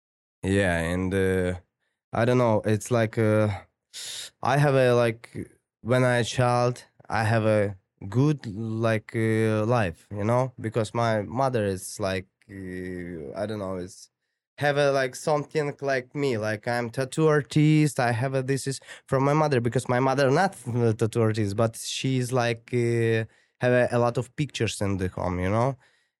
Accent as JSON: {"language": "English", "town": "Tbilisi", "country": "Georgia", "tie": "born or raised there", "second_language": "English", "said": "My country, like, where I grew up in, like, it's Georgia. It's Tbilisi, if you know where is it, bro."}